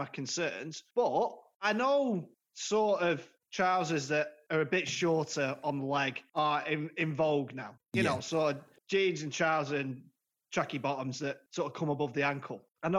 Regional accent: Blackpool, North West England, United Kingdom; we had one in Blackpool when I was growing up on Central Drive.

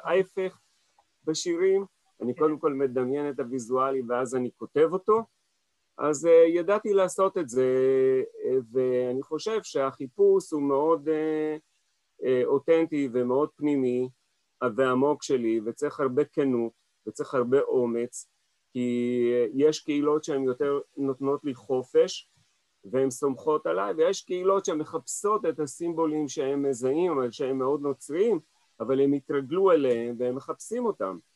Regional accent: Israel; also born or lived in Paris, France; אני נולדתי כאן בארץ

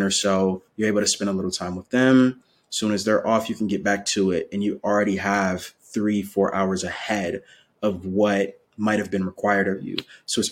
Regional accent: Milwaukee, Wisconsin, United States; now in Raleigh, United States; growing up in Milwaukee, Wisconsin, I'm currently based in Raleigh, North Carolina

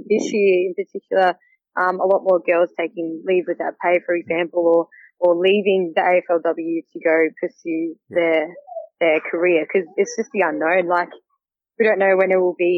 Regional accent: Albury, New South Wales, Australia; we grew up in Albury, so on the Murray River

